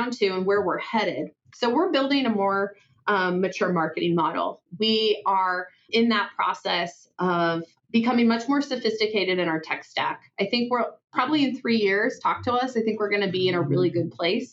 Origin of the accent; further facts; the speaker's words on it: Oregon, United States; now in Idaho, United States; I'm from the Northwest, I'm from Oregon